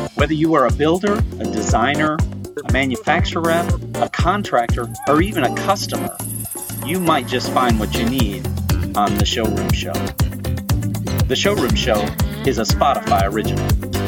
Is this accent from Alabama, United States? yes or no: no; Flint, Michigan, United States; moved away; I'm from Flint